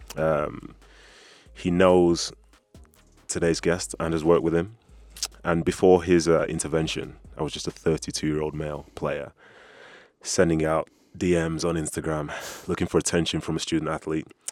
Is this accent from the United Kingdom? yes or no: yes; United Kingdom; I'm a Brit